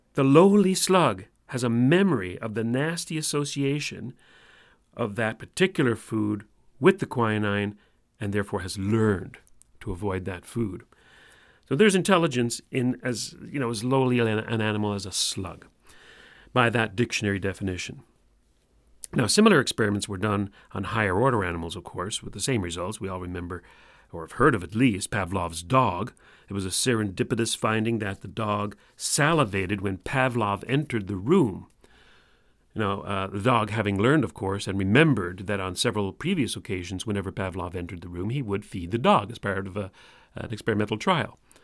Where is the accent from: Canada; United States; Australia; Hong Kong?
Canada; Newfoundland and Labrador; accent: Newfoundland; my Newfoundland accent